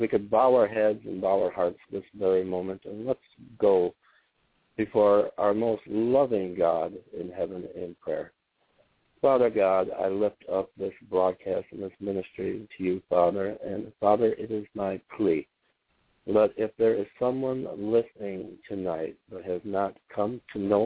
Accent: suburbs of Detroit, Michigan, United States; now in Holly, United States; I'm actually originally from the city. I'm from the suburbs of Detroit.

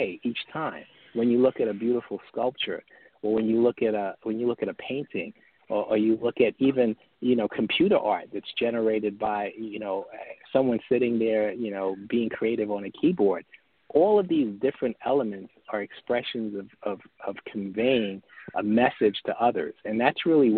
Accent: New York City, New York, United States; I grew up in New York City

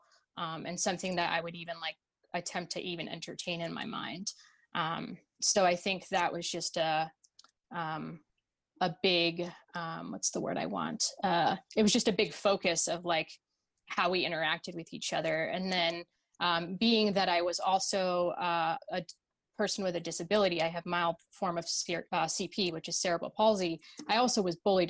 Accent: New Hampshire, United States; born or raised there; also born or lived in Russia

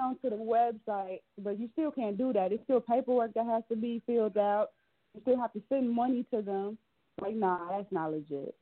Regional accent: Chicago, Illinois, United States; I'm from Chicago

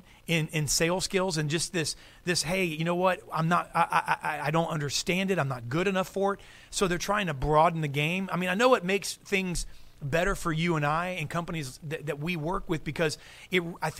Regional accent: United States; I'm American

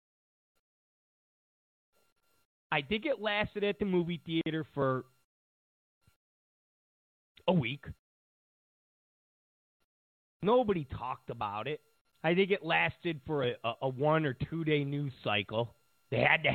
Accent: Rochester, New York, United States; my hometown of Rochester, New York.

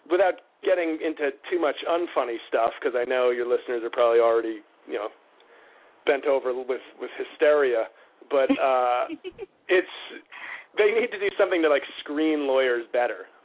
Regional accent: New York City, New York, United States; Oh, I grew up in New York. I grew up in oh, uh, in, okay. in the Riverdale section of the Bronx

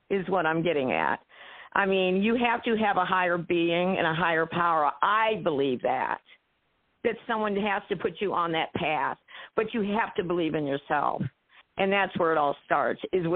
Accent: Ohio, United States; I am from Ohio, the Buckeye State, of course

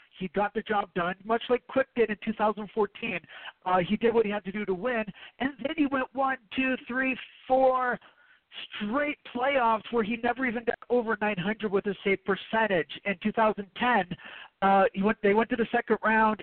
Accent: Canada; I'm Canadian

